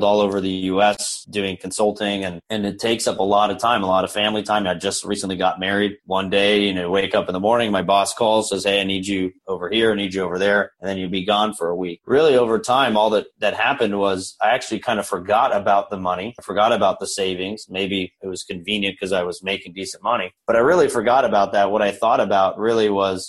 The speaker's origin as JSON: {"language": "English", "town": "Orlando", "region": "Florida", "country": "United States", "tie": "born or raised there", "said": "I was born here in Orlando."}